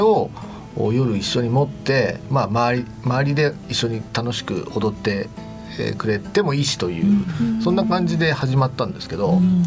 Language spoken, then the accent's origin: Japanese; Kodaira, Tokyo, Japan; 私あのもともと花子金井の生まれ育ちなんですけど